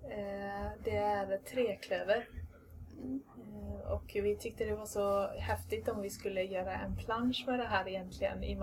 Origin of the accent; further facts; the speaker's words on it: Ireland; now in Sweden; Och det är lite konstigt i och med att jag är ja, från Irland då från början. Eh, men det var när, vi flyttade, när jag flyttade hit då